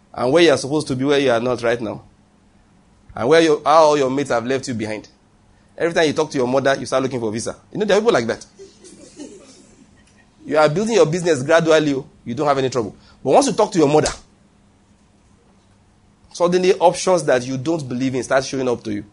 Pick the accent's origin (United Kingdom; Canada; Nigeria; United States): Nigeria; I'm a Nigerian preacher